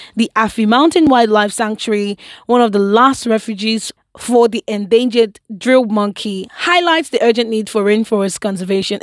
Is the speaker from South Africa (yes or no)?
no; Nigeria; I am Nigerian.